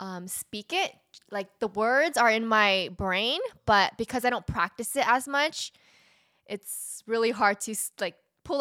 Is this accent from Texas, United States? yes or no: no; Fullerton, California, United States; So I grew up in Fullerton, California.